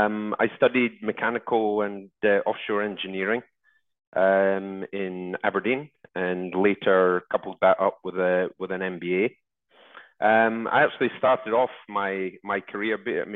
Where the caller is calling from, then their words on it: Abuja, Federal Capital Territory, Nigeria; Well, at the moment, I'm calling from Abuja in Nigeria. I'm here. I go between Lagos, Abuja, and Port Harcourt in Nigeria with the company that I'm working with.